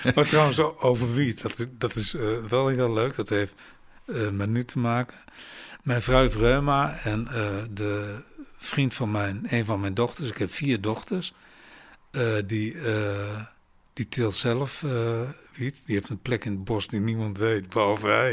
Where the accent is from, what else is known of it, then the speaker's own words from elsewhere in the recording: Rijssen, Overijssel, Netherlands; moved away as an adult; ik kom uit Reizen